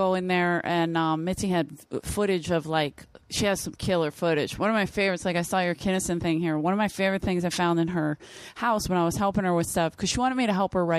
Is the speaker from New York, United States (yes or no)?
no; Philadelphia, Pennsylvania, United States; moved away; I grew up in South Philly